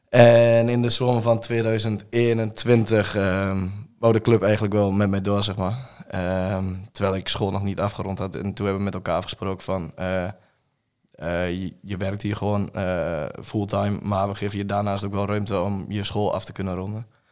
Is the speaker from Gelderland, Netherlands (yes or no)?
no; Reutum, Overijssel, Netherlands; Ik ben 21 en ik kom uit Reutem, hier in, niet ver uit de buurt.